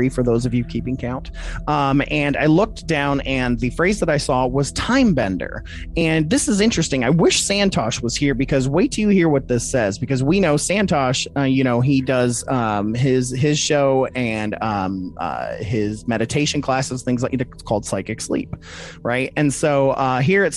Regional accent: Toledo, Ohio, United States; also born or lived in Detroit, Michigan; we grew up in Toledo and Detroit

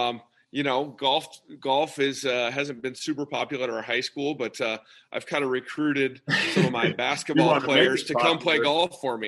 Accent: Nebraska, United States; I grew up in Nebraska, small town, went to a small Catholic high school

